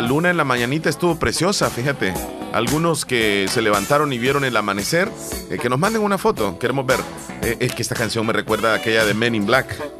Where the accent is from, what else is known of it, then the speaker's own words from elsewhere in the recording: El Salvador; aquí en El Salvador